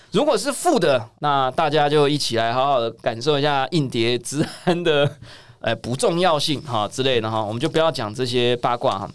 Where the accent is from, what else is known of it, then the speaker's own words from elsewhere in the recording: Taiwan; 我们台湾小民们